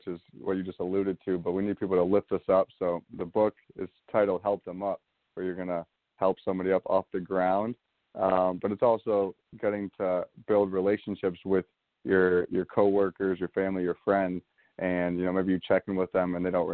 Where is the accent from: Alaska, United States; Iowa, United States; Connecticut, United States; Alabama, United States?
Connecticut, United States; West Hartford; I grew up in West Hartford, Connecticut